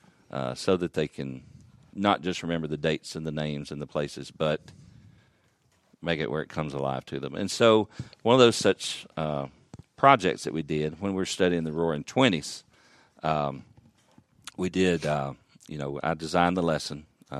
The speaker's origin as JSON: {"language": "English", "region": "Alabama", "country": "United States", "tie": "born or raised there", "moved": "as an adult", "lives_now": "Murray County, United States", "said": "I grew up in Alabama"}